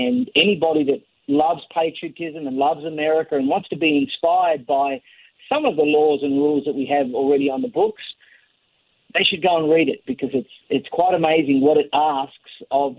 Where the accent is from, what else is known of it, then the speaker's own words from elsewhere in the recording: Australia; now in United States; I'm an American citizen, an immigrant, a legal immigrant from Australia.